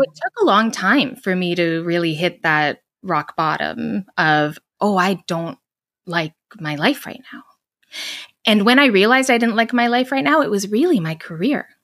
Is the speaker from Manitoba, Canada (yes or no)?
no; Edmonton, Alberta, Canada; moved away as an adult; now in Vancouver, Canada; I grew up in Edmonton, Alberta, which is kind of like the Midwest of Canada.